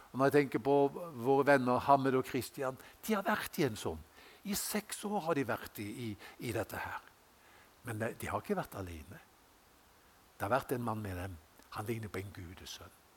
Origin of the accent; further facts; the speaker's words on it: Haugesund, Rogaland, Norway; moved away; jeg gikk på Gard skole hjemme i Haugesund